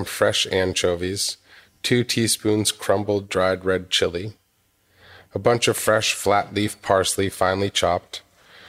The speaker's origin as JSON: {"language": "English", "region": "Massachusetts", "country": "United States", "tie": "born or raised there", "also_born_or_lived": "Seattle / Los Angeles", "moved": "as an adult", "said": "I was born in Massachusetts."}